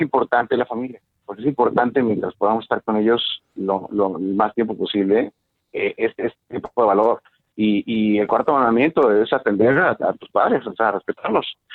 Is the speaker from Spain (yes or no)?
no; Mexico; somos mexicanos